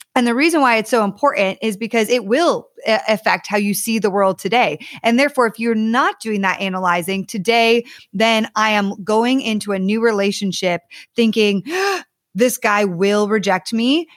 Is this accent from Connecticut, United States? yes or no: yes; Connecticut, United States; also born or lived in Ohio / Texas / Southern California; now in California, United States; I actually grew up in Connecticut